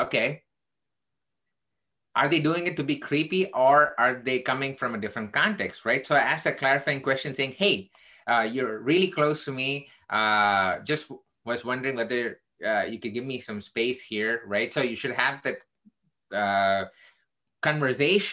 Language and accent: English; India; now in Chicago, United States; I am originally Indian. I'm still Indian, actually, but I became an American citizen.